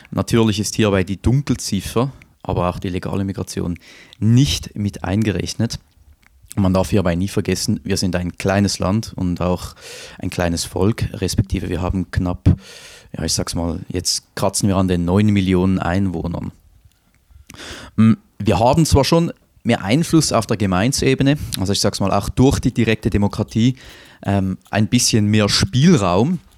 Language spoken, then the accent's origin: German; Winterthur, Zurich, Switzerland; Also beispielsweise in meiner Heimatstadt Winterthur, da gibt es Viertel, ähm, da ist der Ausländeranteil, also wirklich der Anteil, ähm, der keinen Schweizer Pass besitzt, bereits über 40 Prozent